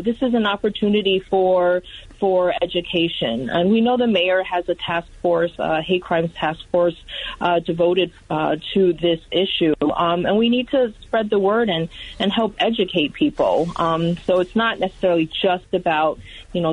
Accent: United States; growing up in the United States, I was born and raised here

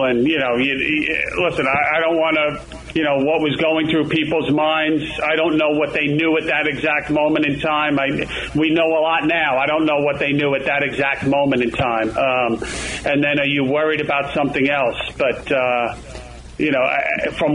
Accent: New York City, New York, United States; as a kid growing up in Queens, it was a middle class neighborhood, Sunnyside

